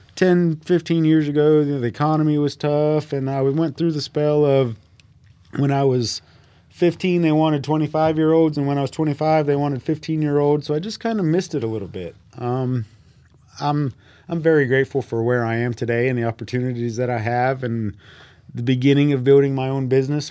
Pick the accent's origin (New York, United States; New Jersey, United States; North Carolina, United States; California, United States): North Carolina, United States; Harrisburg; also born or lived in Mooresville, North Carolina; now in North Wilkesboro, United States; I'm originally from Harrisburg, North Carolina